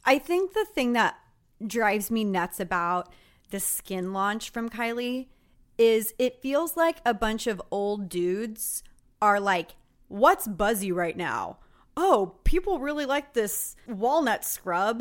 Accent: Texas, United States; moved away; Growing up in Texas

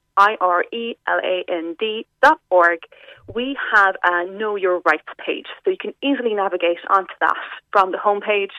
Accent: West Cork, Munster, Ireland; I'm from West Cork myself.

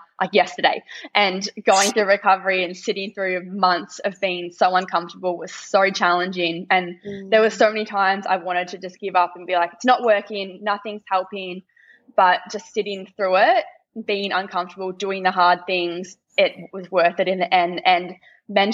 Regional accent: Warragul, Victoria, Australia; where I used to live, in my hometown

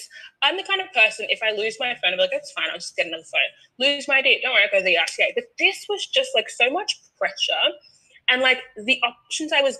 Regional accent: Australia; I'm Australian

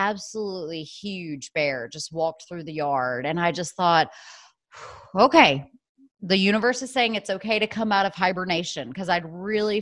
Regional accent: the South, United States; also born or lived in New York City / North Carolina; now in Asheville, United States; I'm originally from the South, and so I love being down South

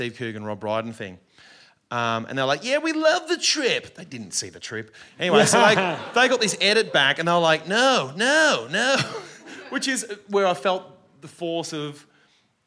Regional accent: Australia; an Australian

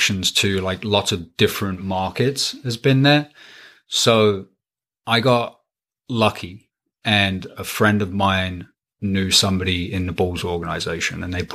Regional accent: England, United Kingdom; moved away; also born or lived in Pennsylvania; I grew up in England for the most part

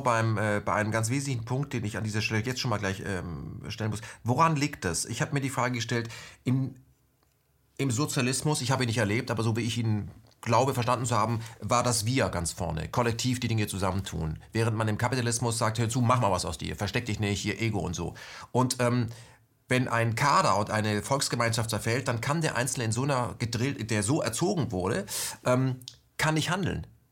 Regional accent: Germany; now in Berlin, Germany; ich bin nämlich in der ähm, ehemaligen BRD ausgewachsen

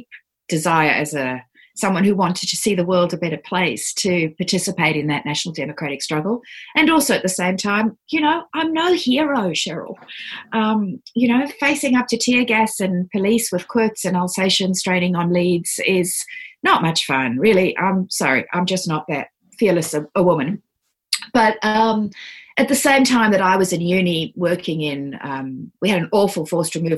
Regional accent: Johannesburg, Gauteng, South Africa; moved away as an adult; also born or lived in Cape Town / Sydney; now in Australia; after migrating from South Africa, where I was brought up in Johannesburg and then at university in Cape Town

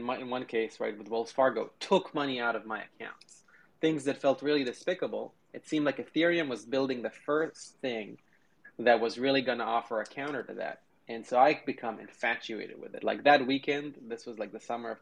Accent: Israel; moved away as an adult; now in United States; I grew up in Israel

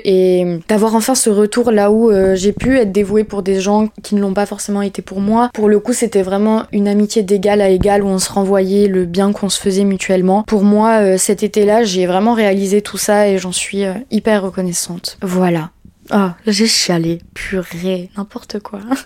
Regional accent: Bordeaux, Nouvelle-Aquitaine, France; also born or lived in Paris; now in Lacanau, France; je viens de Bordeaux à la base et la Cano c'est à côté de Bordeaux

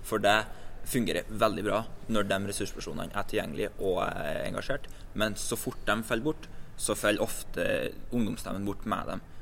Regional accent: Rennebu, Trøndelag, Norway; fra Rennebu i Trøndelag

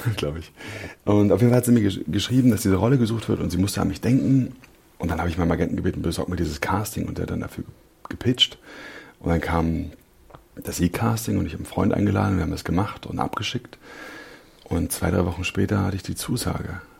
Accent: Berlin, Germany; ich bin Berliner. Ich bin äh, Südneukölln aufgewachsen.

